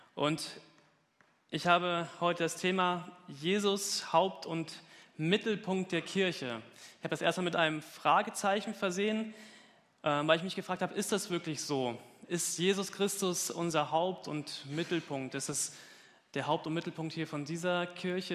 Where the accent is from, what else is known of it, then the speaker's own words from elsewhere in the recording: Germany; Gemeinde Gottes Dudensberg war meine Heimatgemeinde.